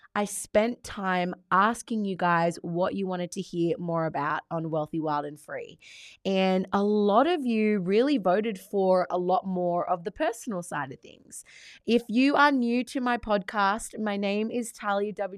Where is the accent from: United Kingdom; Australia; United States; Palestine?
Australia; although I am Australian, my background is Italian